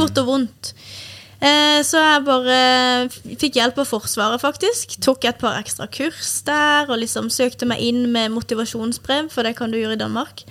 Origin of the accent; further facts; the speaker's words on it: Kristiansand, Agder, Norway; moved away; Jeg hadde kunder hjemme i Kristiansand